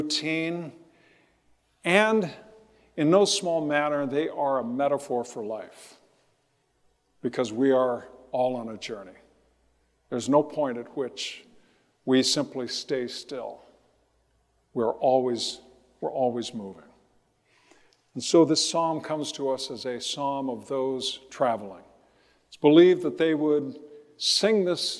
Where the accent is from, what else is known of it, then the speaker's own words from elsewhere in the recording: Riverside, California, United States; As a kid growing up in Riverside, I remember looking out to Mount Baldy